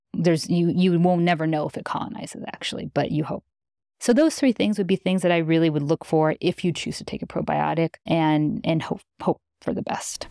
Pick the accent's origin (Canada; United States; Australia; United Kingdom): United States; Midwest; I grew up in the Midwest.